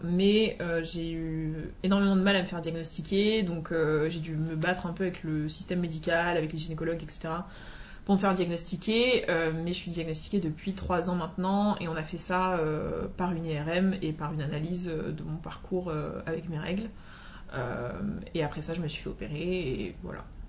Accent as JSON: {"language": "French", "country": "Martinique", "said": "je suis originaire de la Martinique"}